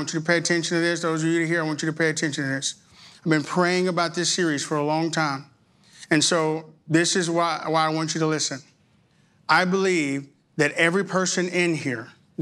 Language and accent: English; Arkansas, United States; now in Texas, United States; I absolutely was born in Texas. I was raised in Arkansas, but I got back to Texas as soon as I could